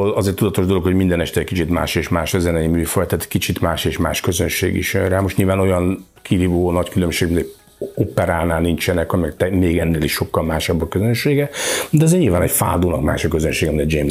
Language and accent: Hungarian; Balatonalmádi, Veszprém County, Hungary; Balaton, no, ami azt gondoljuk, hogy a mi szívünk félig meddig Balaton, és hát én is tényleg Almádiban nőttem föl, meg szóval Balaton az nagyon fontos.